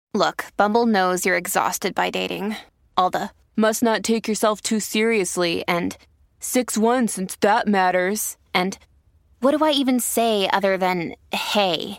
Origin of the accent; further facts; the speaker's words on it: West Midlands, United Kingdom; I come from the Midlands of the U K, specifically the West Midlands